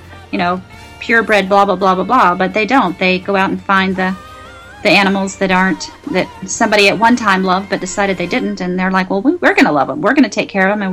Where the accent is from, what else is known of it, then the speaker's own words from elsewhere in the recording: Daytona Beach, Florida, United States; also born or lived in Orlando; I grew up in Daytona Beach and Central Florida, Orlando area